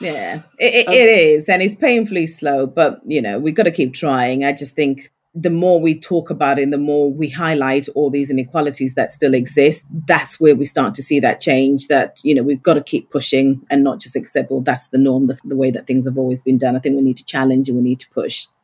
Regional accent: Yorkshire and the Humber, United Kingdom; I'm a Yorkshire lass

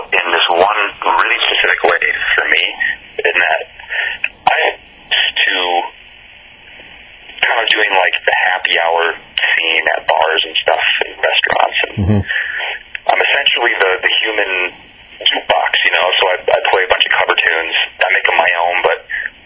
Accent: Clinton, New York, United States; also born or lived in Oneonta, New York; I'm from a small town in upstate New York called Clinton

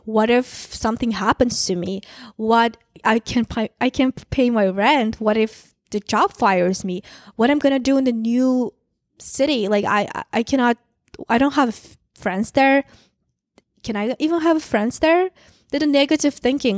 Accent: Kazakhstan; moved away as an adult; also born or lived in San Francisco, United States; now in United States; small town, Kazakh, I'm from Kazakhstan. Um, I moved to the U S two and a half years ago by myself. I'm from small town.

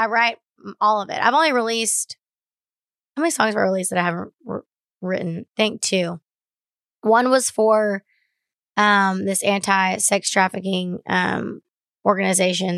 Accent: Baytown, Texas, United States; I grew up in Baytown, Texas

